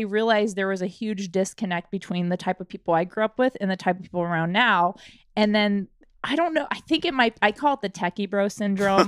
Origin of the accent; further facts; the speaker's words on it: Washington, United States; moved away as an adult; I had to move out of my home state, which was Washington